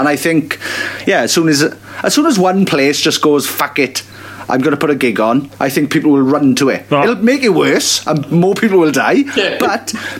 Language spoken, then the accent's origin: English; United Kingdom; We're all British